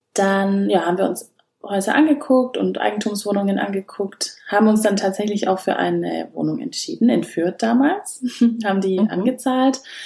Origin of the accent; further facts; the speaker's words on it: Schwabach, Bavaria, Germany; Ich komme ja aus Schwabach